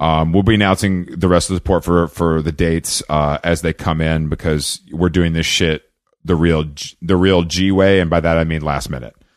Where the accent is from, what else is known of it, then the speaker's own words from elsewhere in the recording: Atlanta, Georgia, United States; moved away; I'm from Atlanta